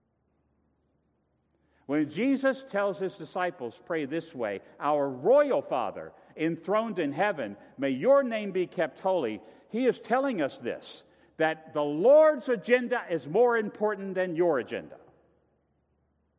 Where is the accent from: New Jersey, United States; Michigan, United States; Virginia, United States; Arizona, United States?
Virginia, United States; moved away; I come from Virginia